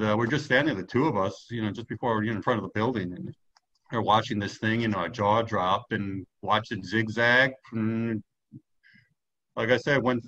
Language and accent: English; New York, United States; moved away; I'm originally from New York